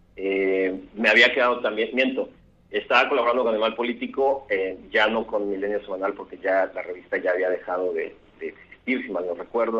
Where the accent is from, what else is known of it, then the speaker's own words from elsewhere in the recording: Tabasco, Mexico; moved away as an adult; also born or lived in Mexico City; now in Mérida, Mexico; Nací en la Ciudad de México, aunque nunca vivía allá, pero creo que he ido todos los años de mi vida. Eh, viví la mitad de mi vida en Tabasco y luego me autoexilié aquí a Yucatán, donde estudié